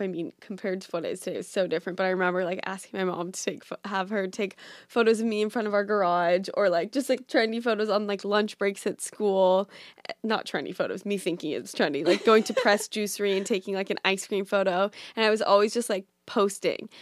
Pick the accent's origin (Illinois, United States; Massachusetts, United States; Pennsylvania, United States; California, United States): California, United States; Orange County; moved away as an adult; also born or lived in Boulder, Colorado; now in New York, United States; I'm from California, so I grew up in Orange County